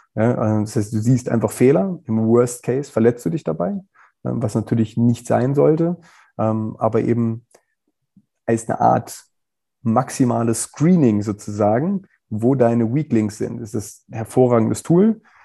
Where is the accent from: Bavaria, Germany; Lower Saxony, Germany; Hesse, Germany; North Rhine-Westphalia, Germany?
Lower Saxony, Germany; Wolfsburg; moved away as an adult; also born or lived in England; ich komme ja aus Wolfsburg